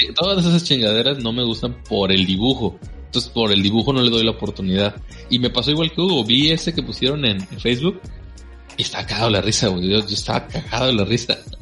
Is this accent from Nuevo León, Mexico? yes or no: yes; Nuevo León, Mexico; acá en Nuevo León le llamamos grupera